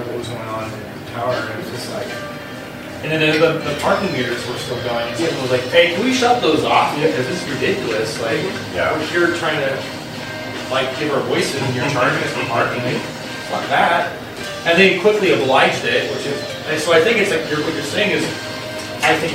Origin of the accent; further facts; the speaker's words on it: Clovis, California, United States; I grew up around Clovis